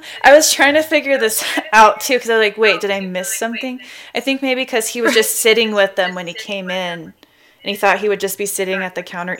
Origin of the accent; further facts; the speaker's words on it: Chester, California, United States; Yeah, I grew up in Chester, California. It's a town of 2,400 people.